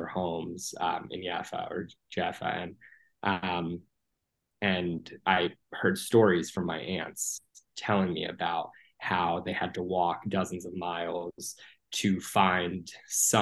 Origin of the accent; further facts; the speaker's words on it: United States; I grew up here in the States. I'm a first generation Palestinian American